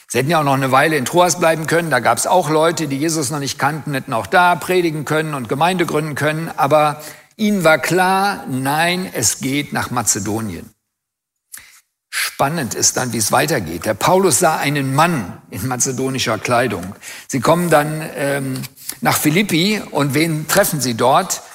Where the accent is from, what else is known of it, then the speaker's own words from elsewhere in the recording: Germany; Als Deutsche